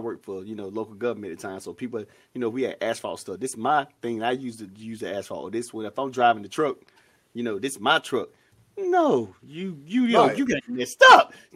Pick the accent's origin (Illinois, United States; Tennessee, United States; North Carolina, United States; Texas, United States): North Carolina, United States; my hometown is Tarver, North Carolina